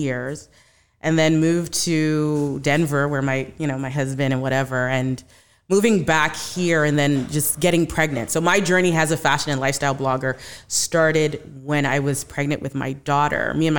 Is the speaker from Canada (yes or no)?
yes; Canada; So while I was at school, I am from Canada.